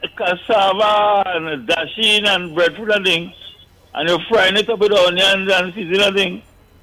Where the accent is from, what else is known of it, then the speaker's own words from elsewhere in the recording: Trinidad & Tobago; Trinidadians, me.